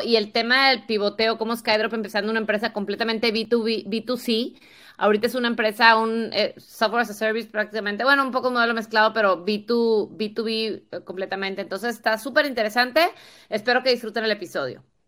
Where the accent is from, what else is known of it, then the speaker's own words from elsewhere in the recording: Tampico, Tamaulipas, Mexico; Tavo es de Tampico, igual que yo